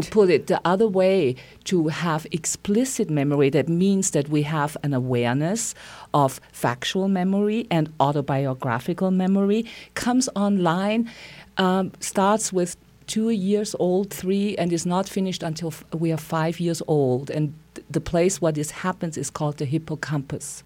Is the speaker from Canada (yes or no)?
no; Austria; moved away as an adult; now in Santa Fe, United States; I, I'm from Austria and I came to beautiful Santa Fe twenty-six years ago.